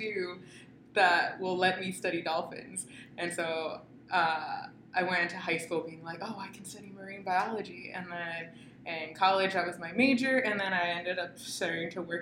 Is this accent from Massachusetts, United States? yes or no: yes; Boston, Massachusetts, United States; now in California, United States; I'm from the East Coast, more specifically the Boston area